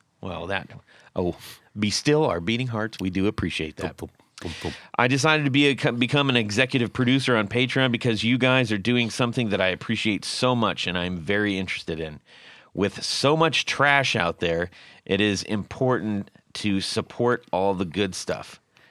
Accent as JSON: {"language": "English", "region": "Ohio", "country": "United States", "tie": "born or raised there", "said": "I grew up in North Central Ohio near Sandusky."}